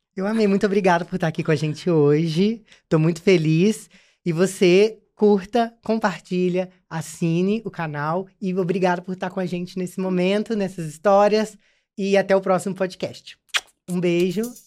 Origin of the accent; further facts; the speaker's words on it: Juiz de Fora, Minas Gerais, Brazil; moved away; porque eu vim de Juiz de Fora